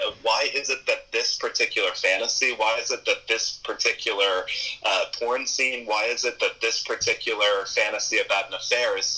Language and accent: English; East Coast, United States; I grew up on the East Coast, and my father was a pastor